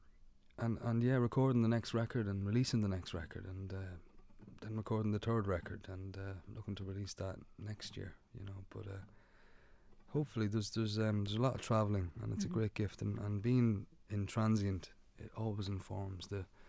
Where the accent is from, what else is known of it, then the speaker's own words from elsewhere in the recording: Ireland; we've stopped apologizing for being Irish